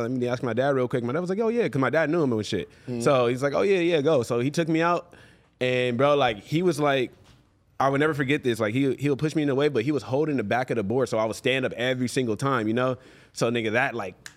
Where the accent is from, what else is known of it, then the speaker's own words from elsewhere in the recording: Los Angeles, California, United States; I grew up in Venice on the beach